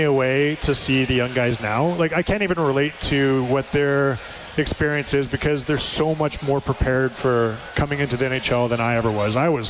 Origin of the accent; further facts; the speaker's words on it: Strathcona County, Alberta, Canada; I grew up in Strathcona County and played every sport.